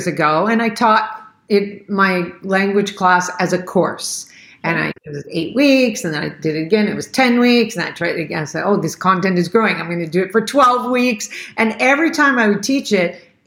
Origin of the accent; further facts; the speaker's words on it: United States; I grew up in the United States